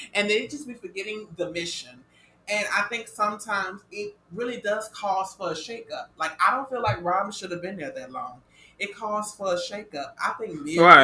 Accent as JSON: {"language": "English", "region": "the South", "country": "United States", "said": "We're from the South"}